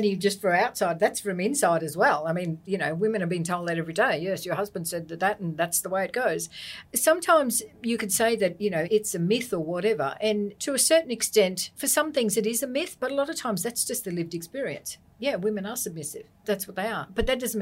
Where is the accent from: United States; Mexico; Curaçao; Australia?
Australia; we as an Australian society